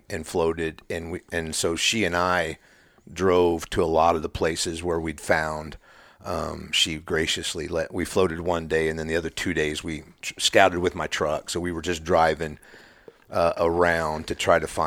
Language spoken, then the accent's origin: English; Liberty, Missouri, United States; I'm from Liberty currently. Originally, I've lived in northwest Missouri all my life